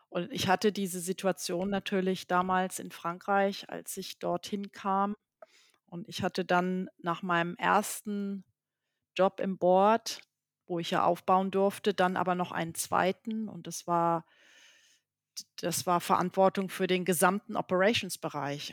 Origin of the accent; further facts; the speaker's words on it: Germany; moved away; als Deutsche oder als Nicht-Franzose